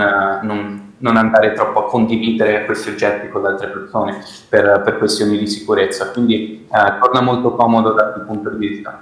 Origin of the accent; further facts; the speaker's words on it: Milan, Lombardy, Italy; sono nato e cresciuto a Milano